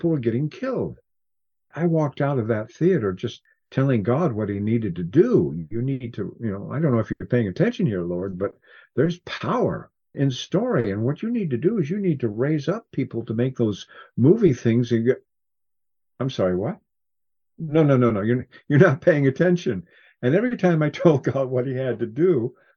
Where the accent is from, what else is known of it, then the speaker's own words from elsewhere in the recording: Cascade Mountains, Washington, United States; I grew up in the Cascade Mountains in Washington